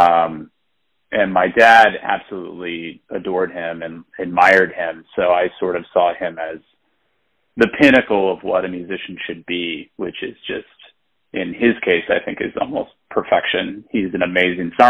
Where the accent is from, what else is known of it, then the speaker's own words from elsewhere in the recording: St. Louis, Missouri, United States; moved away as an adult; now in New York City, United States; I was born in St. Louis, Missouri